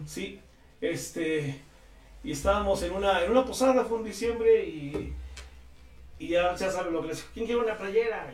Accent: Tlatlauquitepec, Puebla, Mexico; Yo soy de Tlaquitepec

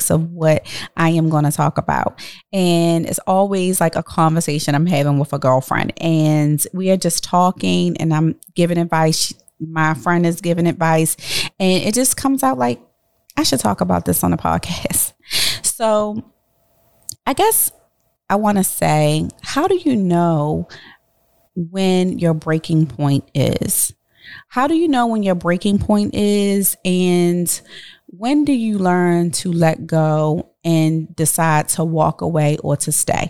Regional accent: Baltimore, Maryland, United States; my hometown

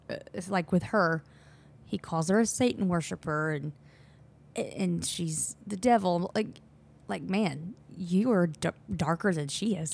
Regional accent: the Deep South, United States

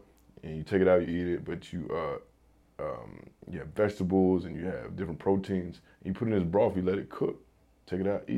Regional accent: the South, United States; I'm from the South. So I'm gonna say a mixture of like the Southern cuisine, you know, the soul food, you know, with some barbecue in there

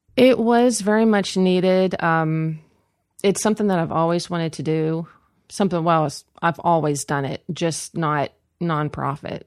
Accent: Cumberland, Maryland, United States; I was born in Cumberland

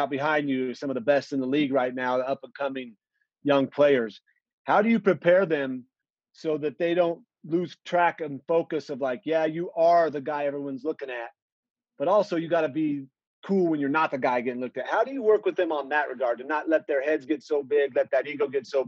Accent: Boise, Idaho, United States; I was in Boise, Idaho, and I was pretty quiet.

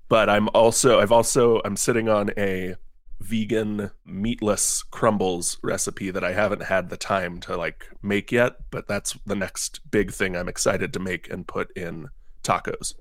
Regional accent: Cincinnati, Ohio, United States; I am born and raised, um, in Cincinnati, Ohio.

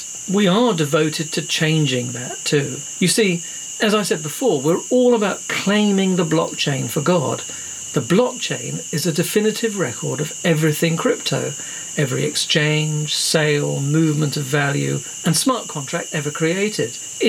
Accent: Wandsworth, London, United Kingdom; born there; Okay, so I was born in Wandsworth.

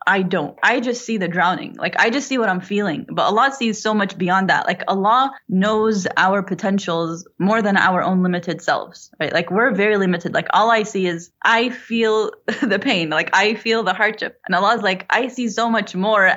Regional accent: Florida, United States; now in North Carolina, United States; I was born and raised in Florida

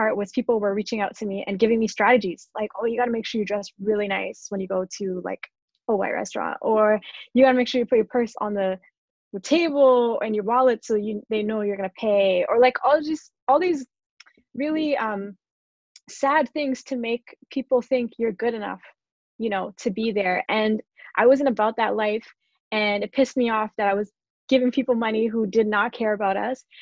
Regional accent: Canada; also born or lived in Toronto / Michigan; My family had an Ethiopian restaurant in my hometown in Canada back in the 90s

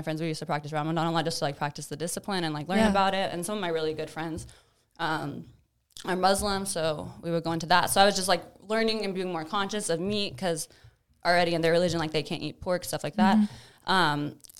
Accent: Tomball, Texas, United States; I grew up in Tomball, like on a farm with like land and like chickens.

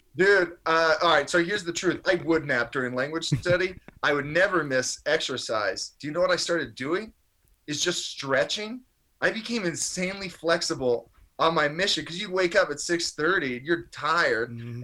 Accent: Maryland, United States; I grew up in Maryland

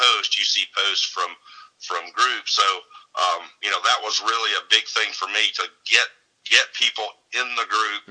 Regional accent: Mount Olive, Alabama, United States; I'm from Mount Olive, Alabama

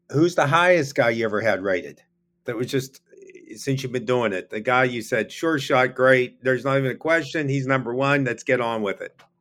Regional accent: Pittsburgh, Pennsylvania, United States; I'm from Pittsburgh.

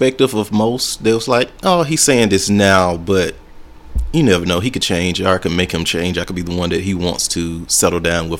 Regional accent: Alabama, United States; now in Chicago, United States; But no, I'm from Alabama. I moved up to Chicago probably about a year ago now.

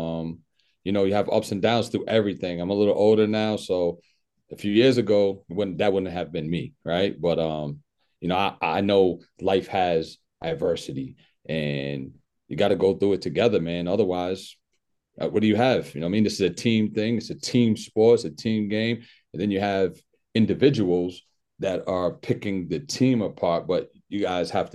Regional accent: New Bedford, Massachusetts, United States; also born or lived in Worcester, Massachusetts; I grew up in New Bedford, Massachusetts

